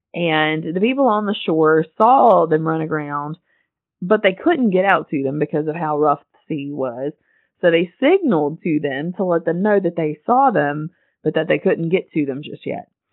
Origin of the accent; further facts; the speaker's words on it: Western North Carolina, United States; moved away as an adult; I'm from an area, I'm from Western North Carolina, where there's occasionally a ghost story